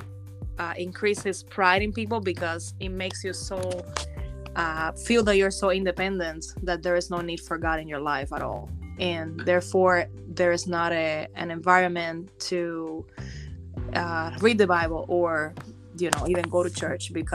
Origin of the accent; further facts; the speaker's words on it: Cuba; moved away; I actually was born and raised in Cuba